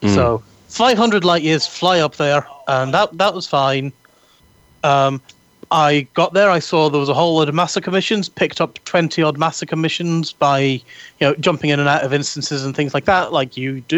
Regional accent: Edinburgh, Scotland, United Kingdom; accent: Edinburgh; So while we were waiting for the tram going home, my Edinburgh accent, I was blathering away with him, and my Edinburgh accent came back.

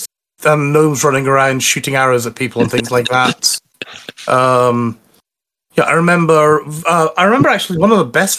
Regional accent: Scotland, United Kingdom; Speaking as a Scottish person

